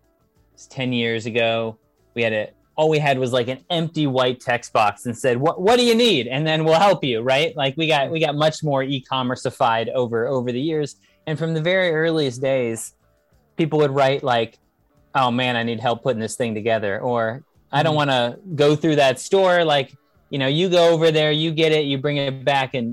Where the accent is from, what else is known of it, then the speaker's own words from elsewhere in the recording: California, United States; I'm from California in the United States